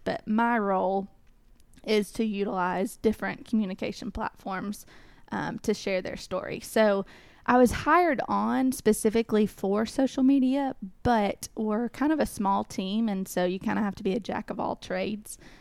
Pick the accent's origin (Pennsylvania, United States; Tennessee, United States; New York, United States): Tennessee, United States; Cookeville; also born or lived in Knoxville, Tennessee; I am originally from Cookville, Tennessee